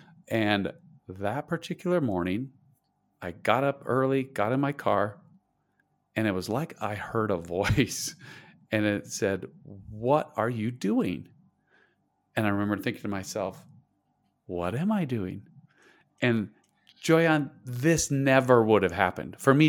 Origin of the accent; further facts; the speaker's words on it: Idaho, United States; I grew up in Idaho in the United States. Okay. We're talking, it's cold. I grew up on a potato farm. I had 64 people in my high school graduating class.